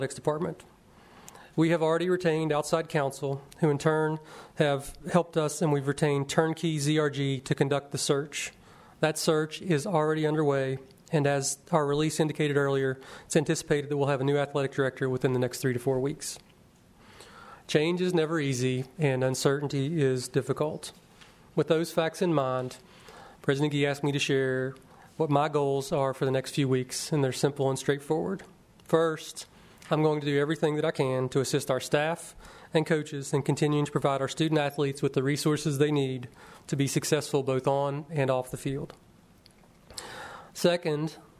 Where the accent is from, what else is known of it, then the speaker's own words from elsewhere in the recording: Webster Springs, West Virginia, United States; I'm a native West Virginian, born and bred in Webster Springs, West Virginia.